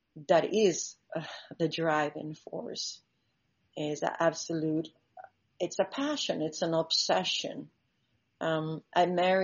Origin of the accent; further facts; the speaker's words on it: Italy; English is a second language; also born or lived in Central Africa; now in Bahamas; As you said … I'm originally from Italy, but I grew up between Central Africa, and I've been for the last 30 years living in the Bahamas